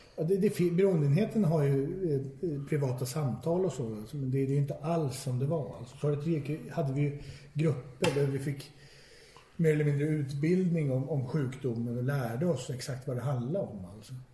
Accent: Stockholm, Stockholm County, Sweden; jag är född och uppvuxen i Stockholm

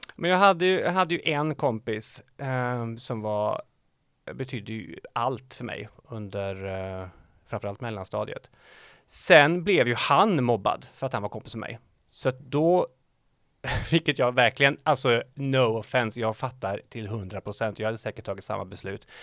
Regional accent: Dals-Ed, Västra Götaland, Sweden; now in Västra Frölunda, Sweden; Dals-Ed ligger eh, kanske 20 minuter från norska gränsen

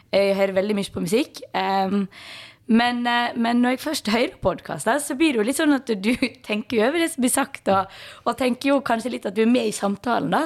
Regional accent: Balestrand, Vestland, Norway; now in Bergen, Norway; Kommer fra Balestrand, bor i Bergen.

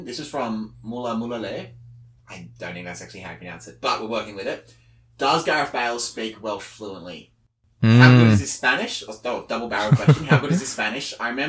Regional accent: Australia

